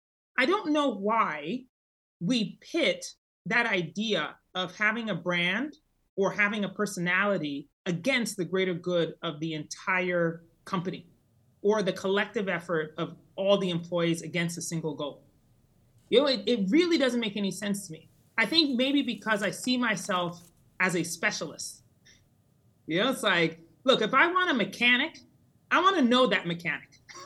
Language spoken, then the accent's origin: English; Colorado Springs, Colorado, United States; actually, over my childhood, but finally settled in Colorado Springs, Colorado, when I was 12. So although I am technically an American citizen, I do feel very bicultural, meaning that in my house that I grew up in, we were very Ghanaian